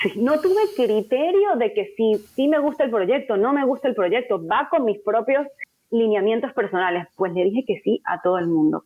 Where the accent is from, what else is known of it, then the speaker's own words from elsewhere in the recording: Venezuela; moved away as an adult; now in United States; llegué a este país con ese network meramente por ser venezolana